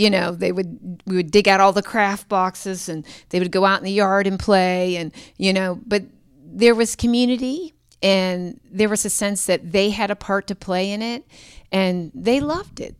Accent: Pittsburgh, Pennsylvania, United States; moved away as an adult; also born or lived in Tulsa, Oklahoma / Annapolis, Maryland; both born and raised in Pittsburgh

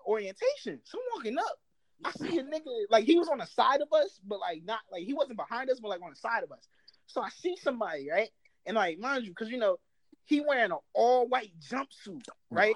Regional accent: New Jersey, United States; I'm from Jersey.

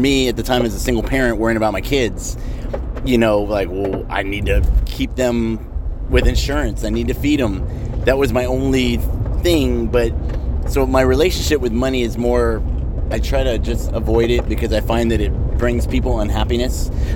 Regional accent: United States; I was born in America

